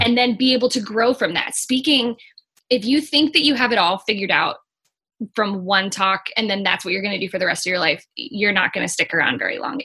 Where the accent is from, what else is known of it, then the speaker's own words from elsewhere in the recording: Missouri, United States; I'm originally from Missouri, and in Missouri, a lot of times you get married or you go to high school